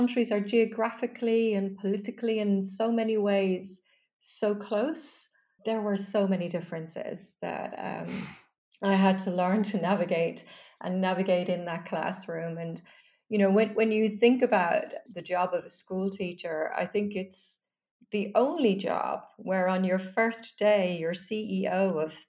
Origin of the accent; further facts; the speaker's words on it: Dublin, Leinster, Ireland; I grew up in Dublin